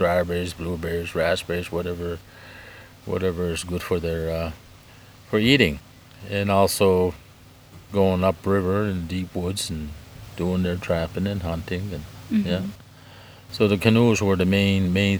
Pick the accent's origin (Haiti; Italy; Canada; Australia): Canada; now in Prince Edward Island, Canada; I'm originally from Ilsebukta First Nation, but I reside here in Prince Edward Island